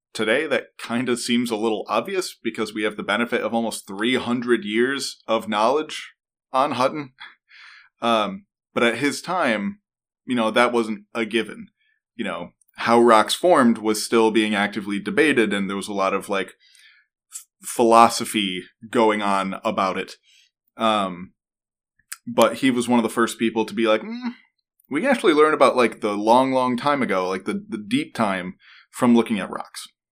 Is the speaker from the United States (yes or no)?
yes; New York, United States; now in Pennsylvania, United States; as a New Yorker